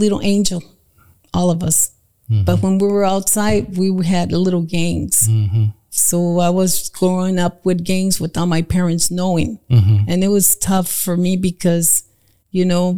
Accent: San Antonio, Texas, United States; now in Kenosha, United States; I was born in Kenosha, but raised in San Antonio, Texas

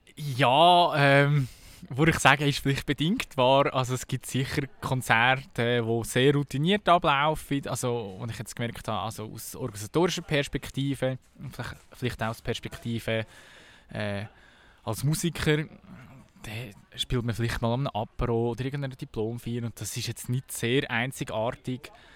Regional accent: Kerns, Obwalden, Switzerland; also born or lived in Melchtal / Sarnen / Lucerne; Ich bin im tiefsten Melchtal aufgewachsen, bis, bis ich fünf war. Und plötzlich bin ich irgendwie auf Kerns gekommen, dann bin ich auf Sarne in das Gimme

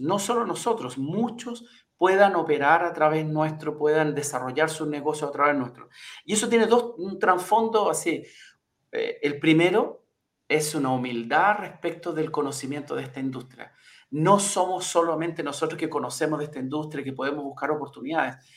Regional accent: Chile; moved away as an adult; also born or lived in Brazil; acabé volviendo a Chile después de muchos años

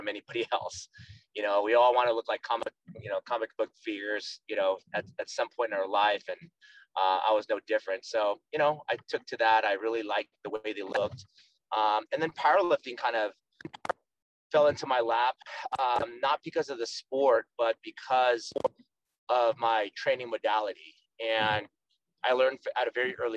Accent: Stockton, California, United States; also born or lived in Lodi, California; now in Orange County, United States; I was actually born and raised in Stockton

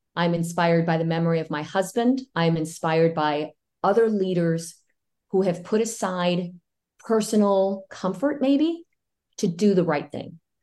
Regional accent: United States; first language Spanish; English is a second language; I'm a first generation American, and and um, Spanish was my first language

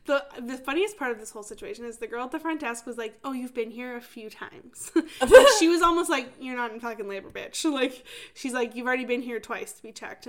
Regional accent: East Coast, United States; I'm from the East Coast, so, like, seafood is my jam.

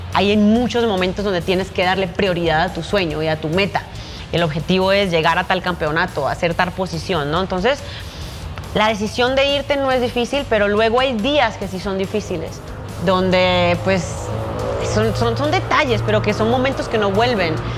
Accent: Medellín, Antioquia, Colombia; Nací en Medellín, crecí en Medellín y comencé mi carrera profesional ahí como piloto

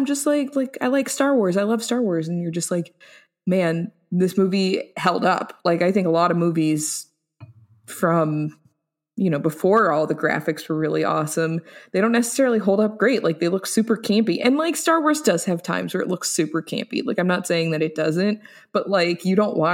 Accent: United States; as an American

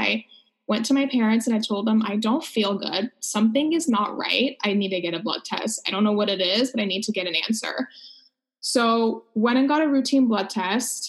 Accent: Los Angeles, California, United States; I am from Los Angeles

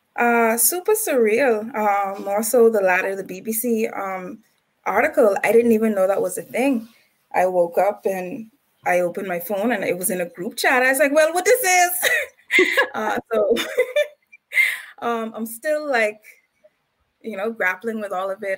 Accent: Nassau, New Providence, Bahamas; moved away as an adult; now in Malmö, Sweden; I'm from the Bahamas, uh, born, bred, cadet. Uh, grew up in Nassau

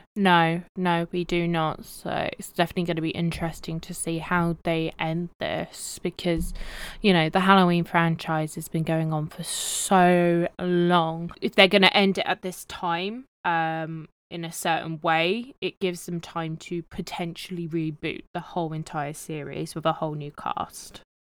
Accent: United Kingdom; I'm your British co-host

